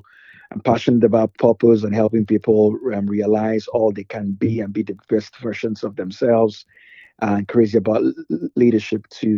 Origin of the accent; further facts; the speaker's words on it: Nigeria; moved away as an adult; now in Rockville, United States; I'm originally Nigerian